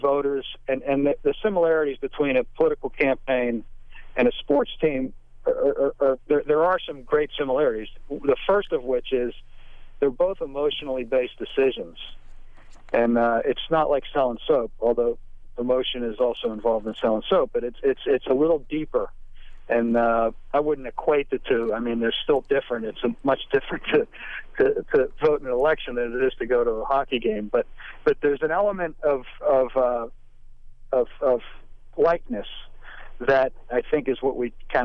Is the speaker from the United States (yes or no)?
yes; Pittsburgh, Pennsylvania, United States; I grew up in Pittsburgh